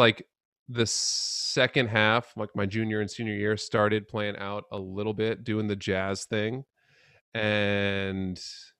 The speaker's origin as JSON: {"language": "English", "town": "New York City", "region": "New York", "country": "United States", "tie": "born or raised there", "also_born_or_lived": "Long Island", "lives_now": "Vermont, United States", "said": "Not originally from Vermont. Originally born and raised in the Upper West Side of Manhattan."}